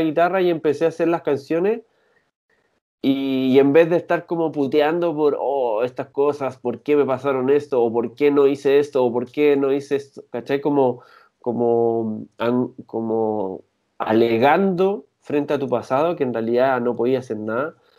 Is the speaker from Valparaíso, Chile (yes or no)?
yes; San Antonio, Valparaíso, Chile; now in Santiago, Chile; yo soy de San Antonio y con él lo conocí allá, somos amigos desde chico.